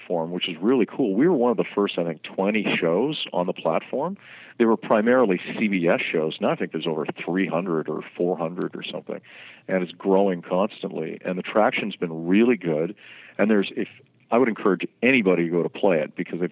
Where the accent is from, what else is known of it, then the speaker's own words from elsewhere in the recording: Vancouver, British Columbia, Canada; moved away as an adult; now in New York City, United States; I'm from Vancouver, BC, originally, and then I moved to New York City, I guess, about 11 years ago.